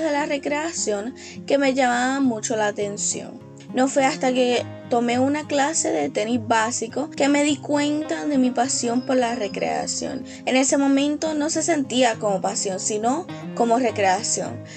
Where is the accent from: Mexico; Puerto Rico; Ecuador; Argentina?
Puerto Rico; soy puertorriqueña